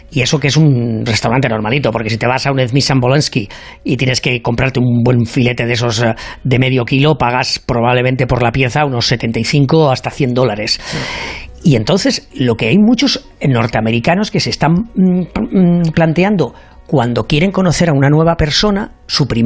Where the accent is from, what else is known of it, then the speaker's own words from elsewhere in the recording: Spain; now in United States; Yo como soy un caballero español y además del Real Madrid